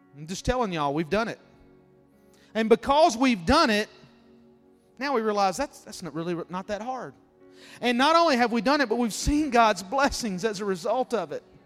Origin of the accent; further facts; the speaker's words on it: Mississippi, United States; where I grew up in Mississippi